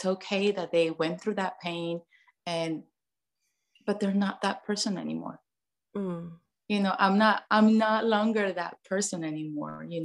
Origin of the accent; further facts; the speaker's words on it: Mexico; moved away as an adult; now in United States; I grew up in Mexico, born and raised there, moved to the US when I was 18.